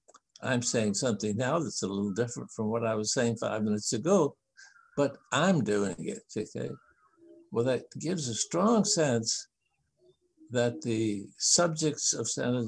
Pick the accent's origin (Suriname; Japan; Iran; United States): Japan; I'm not a linguist who has studied all the different languages, but I grew up in Japan